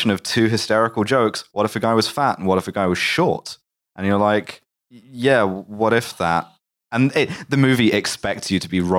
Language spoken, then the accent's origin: English; England, United Kingdom; I'm English.